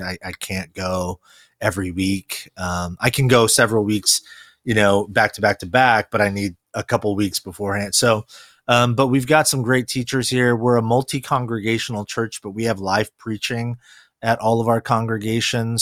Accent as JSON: {"language": "English", "region": "California", "country": "United States", "tie": "born or raised there", "also_born_or_lived": "Korea", "first_language": "Korean", "second_language": "English", "said": "I actually was born in Korea, uh, and moved here to, um, California when I was four."}